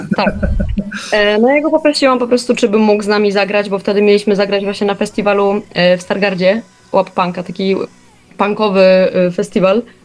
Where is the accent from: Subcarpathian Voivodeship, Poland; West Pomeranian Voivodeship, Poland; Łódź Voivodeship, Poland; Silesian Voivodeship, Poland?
Silesian Voivodeship, Poland; now in Warsaw, Poland; jestem generalnie ze Śląska. Nie wiem, czy niektórzy mo może usłyszą, niektórzy nie